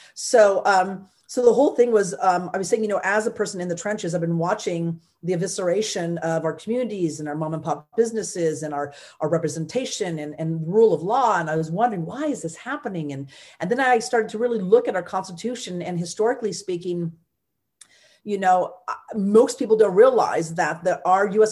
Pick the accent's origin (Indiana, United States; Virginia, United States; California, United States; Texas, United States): California, United States; I am a Californian first and foremost